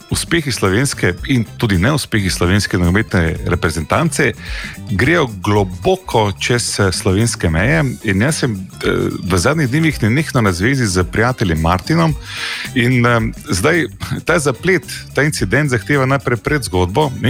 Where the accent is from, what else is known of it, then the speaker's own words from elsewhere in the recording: Polenci, Drava, Slovenia; prihajam s Polencov, to tam izrazi, pa mi rečemo, da ne pika, vsi jak pika.